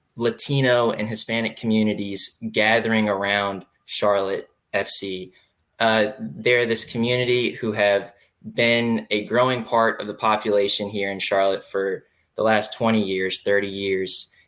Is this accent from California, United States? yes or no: no; Raleigh, North Carolina, United States; I grew up in Raleigh